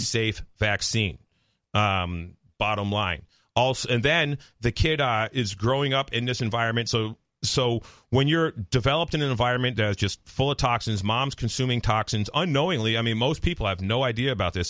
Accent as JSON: {"language": "English", "town": "Palmer", "region": "Massachusetts", "country": "United States", "tie": "born or raised there", "said": "I grew up in Palmer."}